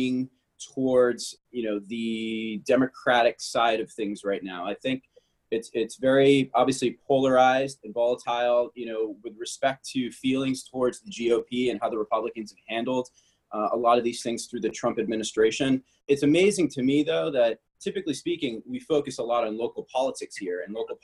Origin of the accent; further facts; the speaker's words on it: Cape Cod, Massachusetts, United States; also born or lived in Houston, Texas / Los Angeles; I'm originally from Cape Cod. I grew up here. Actually, I was born in Houston, Texas, relocated when I was about 5 years old, went through the public school system, DY graduate, class of 2000.